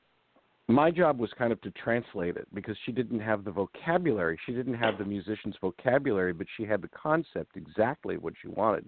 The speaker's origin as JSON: {"language": "English", "country": "United States", "said": "being from America and being English speaking"}